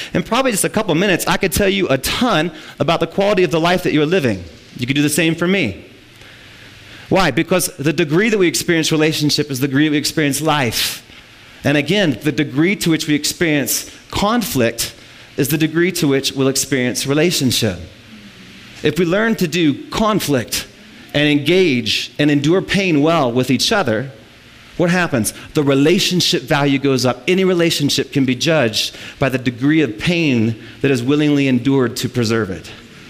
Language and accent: English; Midwest, United States; we're from the Midwest, we were farmers.